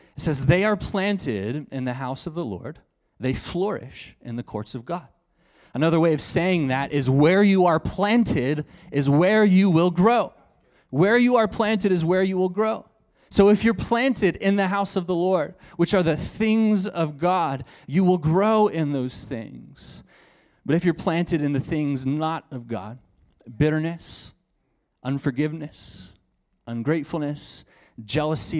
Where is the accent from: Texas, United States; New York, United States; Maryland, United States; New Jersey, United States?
Texas, United States; I'm from Texas, so I say y'all and fix and two